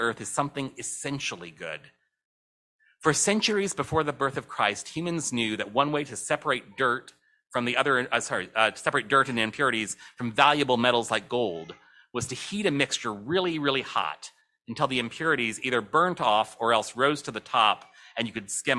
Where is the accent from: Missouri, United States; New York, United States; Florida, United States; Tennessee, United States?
Missouri, United States; St. Louis; my hometown of St. Louis